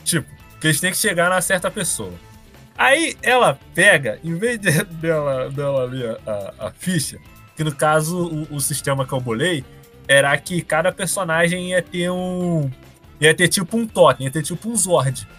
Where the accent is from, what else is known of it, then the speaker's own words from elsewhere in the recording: Rio de Janeiro, Brazil; Eu e o … somos do Rio de Janeiro